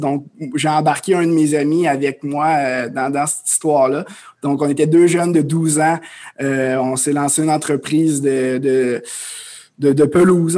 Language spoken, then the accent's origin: French; Amos, Quebec, Canada; moved away as an adult; je suis un, jeune homme originaire de l'Abitibi-Témiscamingue. Donc, euh, je viens d'Amos. j'ai grandi là